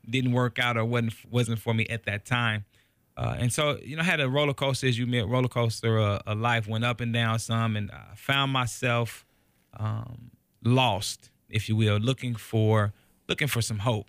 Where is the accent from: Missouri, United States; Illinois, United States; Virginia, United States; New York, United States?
Missouri, United States; Kansas City; moved away as an adult; I'm originally from Kansas City, Missouri. uh, born and raised